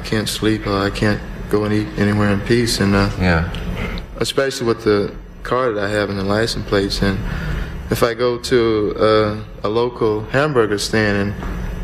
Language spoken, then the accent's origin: English; the South, United States; I'm from the South